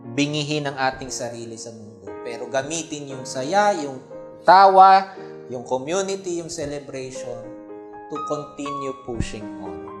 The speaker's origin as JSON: {"language": "Tagalog", "country": "Philippines", "said": "ating consciousness bilang Pilipino"}